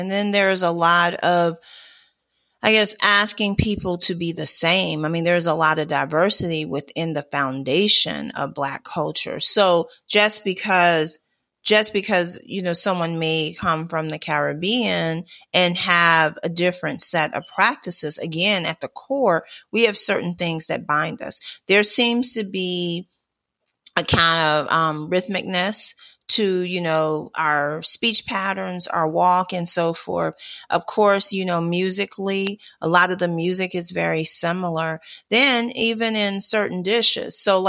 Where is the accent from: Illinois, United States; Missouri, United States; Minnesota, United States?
Illinois, United States; Chicago; also born or lived in New York / Los Angeles; now in Atlanta, United States; I've lived in different regions of the country. So I've lived in New York. I've lived in Los Angeles. I live in Atlanta. And like I said, I'm from Chicago